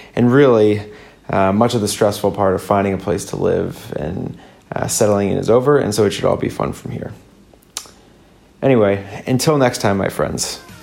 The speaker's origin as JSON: {"language": "English", "region": "Midwest", "country": "United States", "accent": "basic Midwest", "moved": "as an adult", "lives_now": "Sydney, Australia", "said": "my basic Midwest accent"}